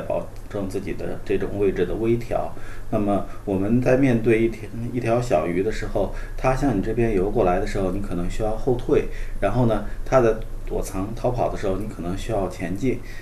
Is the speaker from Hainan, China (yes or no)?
yes; Hainan, China; 我呢，从小是在海南长大的